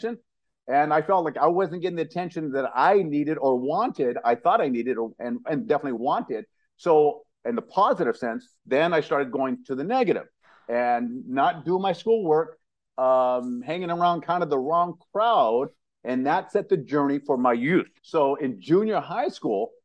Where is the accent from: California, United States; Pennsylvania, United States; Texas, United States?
California, United States; San Jose; also born or lived in Louisiana; I'm from San Jose, California, Northern California